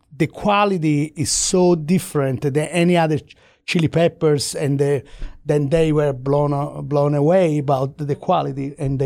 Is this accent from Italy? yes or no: yes; Florence, Tuscany, Italy; I grew up in Tuscany, in Florence, right?